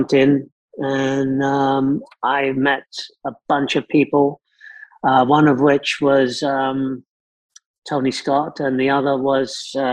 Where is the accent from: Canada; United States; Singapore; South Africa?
South Africa; moved away; also born or lived in London; I was brought up in South Africa